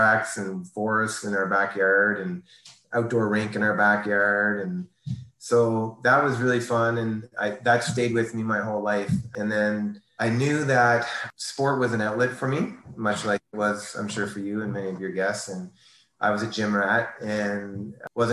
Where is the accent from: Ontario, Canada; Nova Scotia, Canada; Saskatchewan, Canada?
Ontario, Canada; New Liskeard; moved away; also born or lived in Toronto; formative years, small town, Northern Ontario, little town of 5,000 people at the time, New Liskeard, Ontario, born in Toronto only for a year or two, then up to New Liskeard